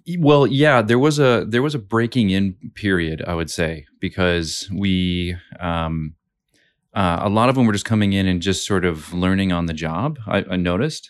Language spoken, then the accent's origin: English; West Coast, United States; also born or lived in Seattle; now in Brisbane, Australia; I was raised on the West Coast